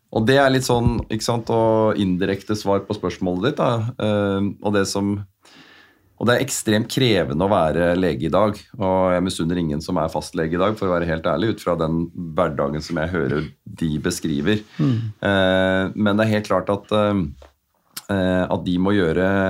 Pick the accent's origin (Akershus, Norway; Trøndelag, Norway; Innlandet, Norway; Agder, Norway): Akershus, Norway; Asker; jeg er oppvokst i Asker